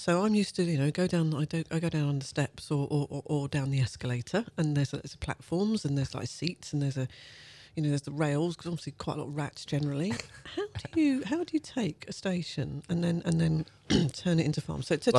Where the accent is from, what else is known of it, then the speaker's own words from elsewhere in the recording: London, United Kingdom; I was born in Clapham, but in the 60s it was pretty dire